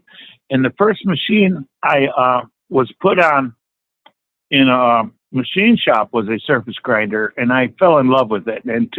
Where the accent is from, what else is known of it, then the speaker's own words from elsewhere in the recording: Detroit, Michigan, United States; Detroit, Michigan.